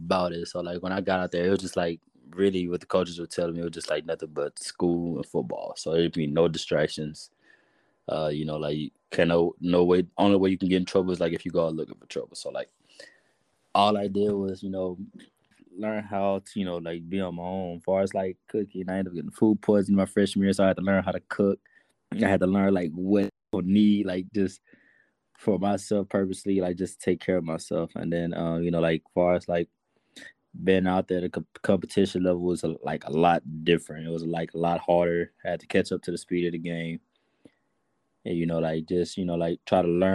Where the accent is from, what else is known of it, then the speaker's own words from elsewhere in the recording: Houston, Texas, United States; I grew up in Third Ward. I was born and raised there